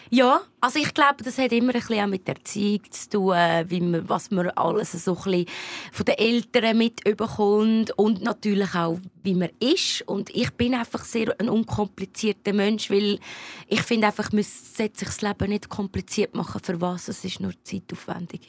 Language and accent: German; Lucerne, Switzerland; Luzern, wo ich aufgewachsen bin